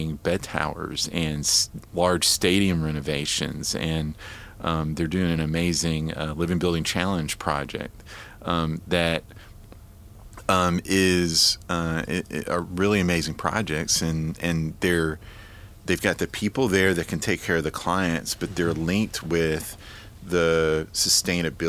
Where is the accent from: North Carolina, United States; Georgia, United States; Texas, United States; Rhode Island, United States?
Georgia, United States; Marietta; moved away as an adult; also born or lived in Atlanta, Georgia; now in Nashville, United States; I was born in Atlanta, Georgia, grew up in Marietta, Georgia, and really lived there my entire life